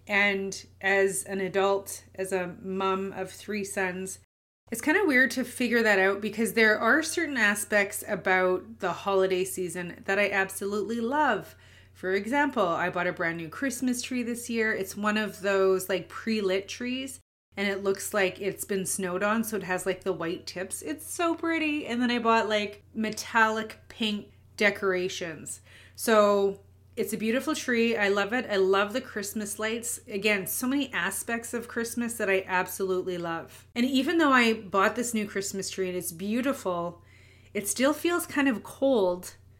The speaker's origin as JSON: {"language": "English", "town": "Winnipeg", "region": "Manitoba", "country": "Canada", "tie": "born or raised there", "said": "I'm born and raised in Winnipeg, Manitoba, Canada"}